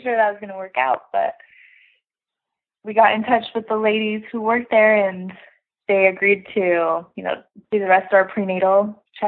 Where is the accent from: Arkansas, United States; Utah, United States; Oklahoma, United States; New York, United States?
Utah, United States; moved away as an adult; also born or lived in Atlanta; now in Fort Worth, United States; we grew up in Utah.